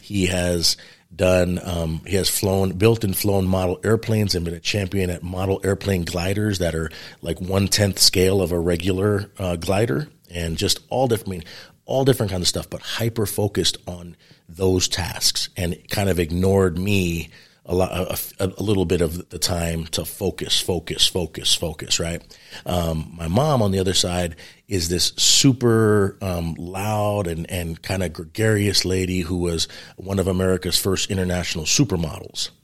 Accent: New York City, New York, United States; moved away; I grew up in New York City, New York, which is a really interesting upbringing

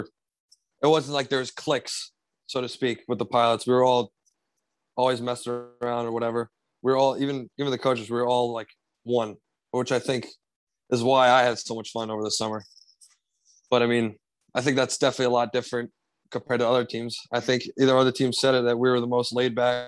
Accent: Sayreville, New Jersey, United States; I grew up in Sayreville, New Jersey

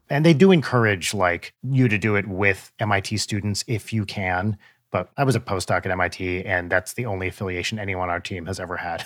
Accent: New Jersey, United States; growing up in Jewish New Jersey

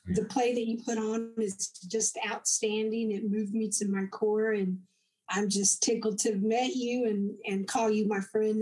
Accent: De Leon, Texas, United States; now in Granbury, United States; I was born in DeLeon, Texas, which is um, I settled and live in Granbury now, but um, DeLeon's only about an hour away from here

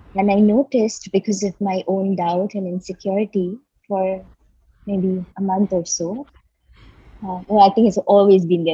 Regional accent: Mumbai, Maharashtra, India; I grew up in Bombay, India

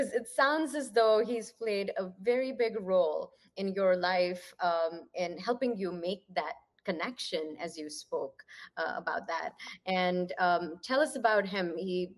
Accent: Ludhiana, Punjab, India; moved away; so I'm from Ludhiana

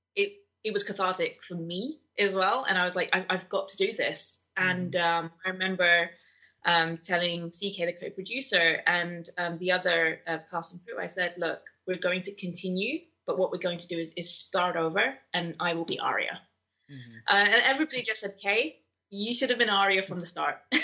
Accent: London, United Kingdom; born and raised in London, but my parents come from Pakistan

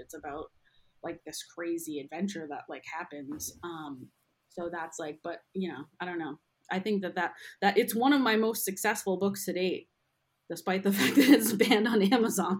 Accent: outside Boston, Massachusetts, United States; moved away as an adult; now in New York City, United States; I'm from outside the city, and then I moved to Boston. I went to school there and went to college there

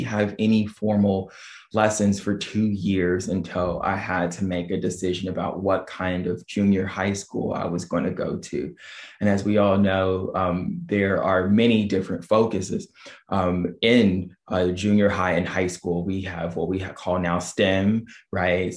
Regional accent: Dayton, Ohio, United States; also born or lived in Oberlin, Ohio; I was born in Dayton, Ohio. That's where I grew up from the time I was born

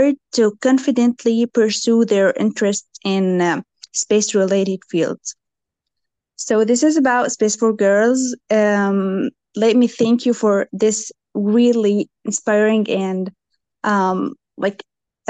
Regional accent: Jordan; I am from Jordan.

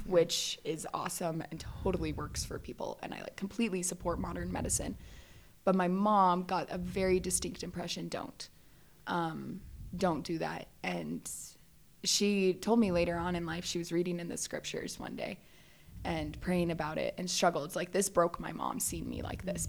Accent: Valencia, California, United States; I grew up in Southern California, um, just like northern Los Angeles area. So it's called Valencia

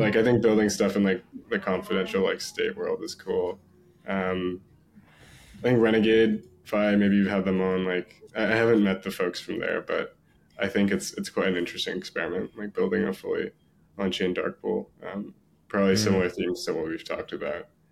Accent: San Diego, California, United States; I grew up in San Diego

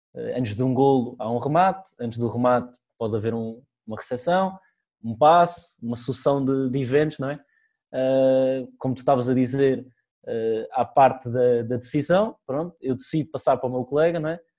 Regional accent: Portugal; somos portugueses

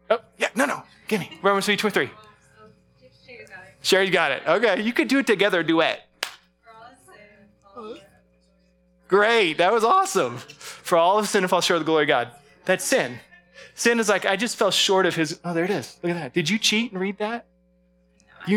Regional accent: Alaska, United States; moved away; growing up in Alaska, earthquakes were part of our life

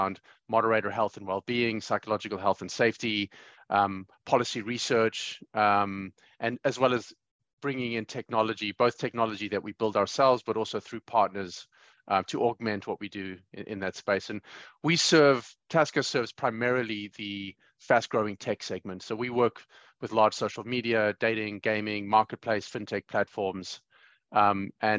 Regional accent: Johannesburg, Gauteng, South Africa; growing up in Johannesburg, South Africa, and I came of age in the mid 90s

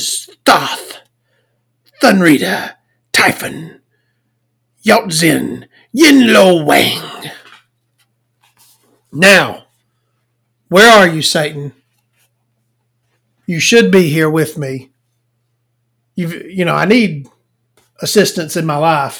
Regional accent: the South, United States; I'm from the South. I can't pronounce things.

